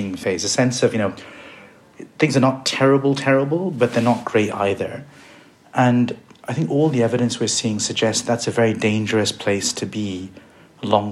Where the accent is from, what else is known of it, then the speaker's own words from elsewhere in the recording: India; I was born in India